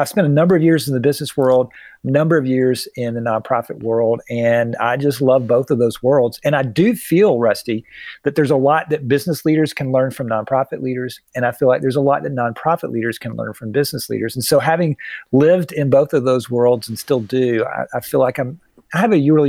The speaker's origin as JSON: {"language": "English", "town": "Atlanta", "region": "Georgia", "country": "United States", "tie": "born or raised there", "said": "I grew up in Atlanta."}